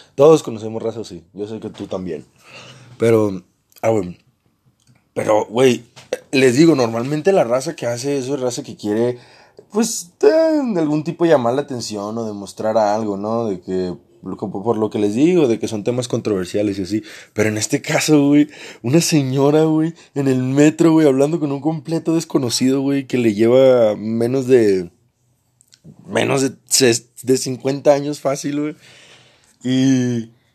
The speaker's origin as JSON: {"language": "Spanish", "town": "Mazatlán", "region": "Sinaloa", "country": "Mexico", "said": "yo también soy de Sinaloa. Pero él no era de la misma ciudad que yo. Él era de Los Mochis y yo soy de Mazatlán"}